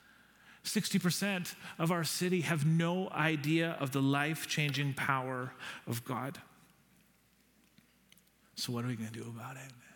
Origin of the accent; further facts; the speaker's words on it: Nanaimo, British Columbia, Canada; now in Victoria, Canada; I'm from Nanaimo